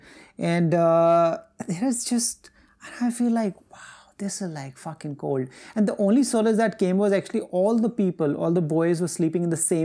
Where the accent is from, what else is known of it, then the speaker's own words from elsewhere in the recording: India; We're Indian people